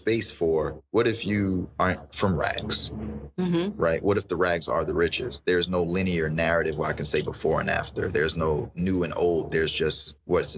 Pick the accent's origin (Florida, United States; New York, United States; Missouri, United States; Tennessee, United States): New York, United States; New York City; growing up in Bed-Stuy